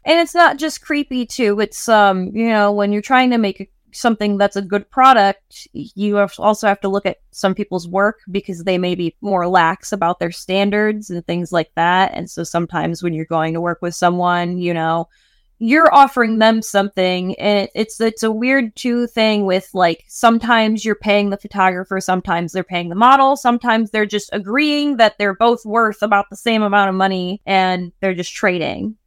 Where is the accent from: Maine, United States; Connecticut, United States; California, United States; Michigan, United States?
Michigan, United States; moved away; I'm originally from Michigan